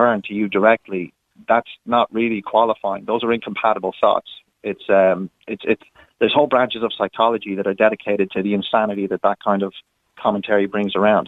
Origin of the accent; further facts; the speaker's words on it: California, United States; now in Ireland; California, which is my home state that I'm originally from